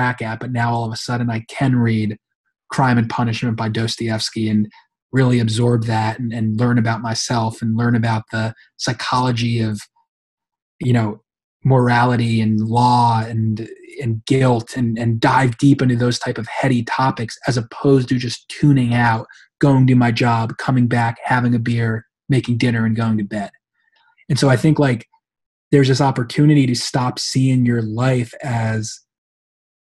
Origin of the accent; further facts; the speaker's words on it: New York, United States; I'm from New York